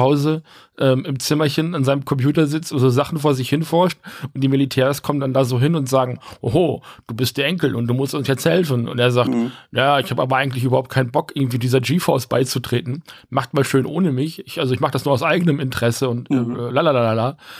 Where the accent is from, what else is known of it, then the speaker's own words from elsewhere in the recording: Rheine, North Rhine-Westphalia, Germany; wir haben ja vorher auch in der Wohnung an der anderen Ecke in Rheine gewohnt